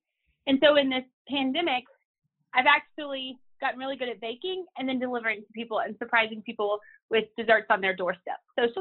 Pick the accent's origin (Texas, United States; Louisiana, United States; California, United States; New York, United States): Louisiana, United States; moved away as an adult; also born or lived in Chicago, Illinois; now in Lubbock, United States; I am originally from Louisiana